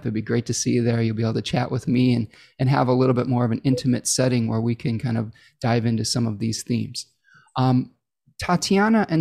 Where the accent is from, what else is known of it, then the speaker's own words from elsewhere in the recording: Michigan, United States; Michigan, my home state here